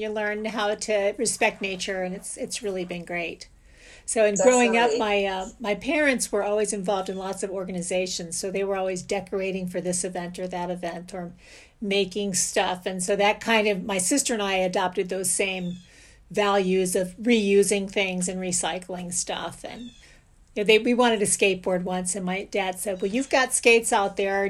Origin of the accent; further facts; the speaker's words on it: St. Petersburg, Florida, United States; I grew up in St. Petersburg, Florida